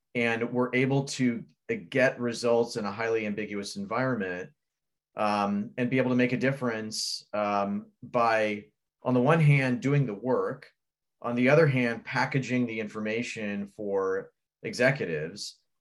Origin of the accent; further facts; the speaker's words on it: Fort Wayne, Indiana, United States; born in the thriving metropolis of Fort Wayne, Indiana. Uh, I was born and raised there